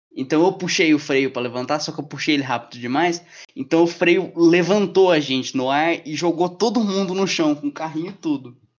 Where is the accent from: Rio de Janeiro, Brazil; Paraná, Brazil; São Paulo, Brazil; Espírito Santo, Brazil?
Paraná, Brazil; Curitiba; moved away; Eu morei a maior parte da minha infância em Curitiba